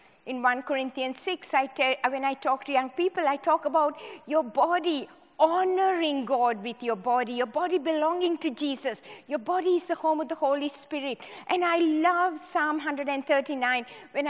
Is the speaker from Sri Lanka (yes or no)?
yes; Sri Lanka; moved away as an adult; also born or lived in Hawaii; I was born in Sri Lanka, in the tea plantations of Sri Lanka. I did my medical studies in Sri Lanka